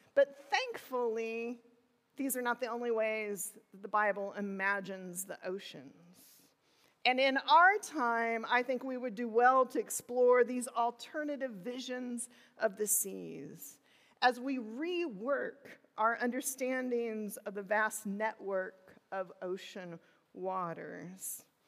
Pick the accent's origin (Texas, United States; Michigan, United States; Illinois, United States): Illinois, United States; southern; moved away as an adult; I was born in the Midwest in southern Illinois. There was not an ocean in sight.